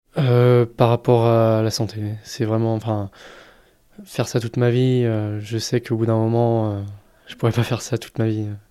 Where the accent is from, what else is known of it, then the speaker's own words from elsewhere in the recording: Pays de la Loire, France; moved away as an adult; also born or lived in Alsace / Toulouse; j'ai grandi dans cette région. J'ai bougé pas mal euh, entre temps, mais c'est vraiment ma région, euh, ma région natale.